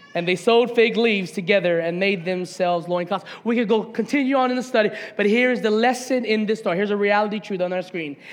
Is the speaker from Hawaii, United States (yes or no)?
yes; Hawaiian homestead, United States; moved away as an adult; also born or lived in Las Vegas, Nevada; I grew up in the Hawaiian homestead